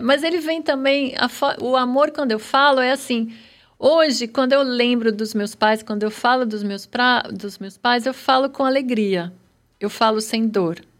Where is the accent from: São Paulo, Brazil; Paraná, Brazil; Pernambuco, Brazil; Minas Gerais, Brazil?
São Paulo, Brazil; born or raised there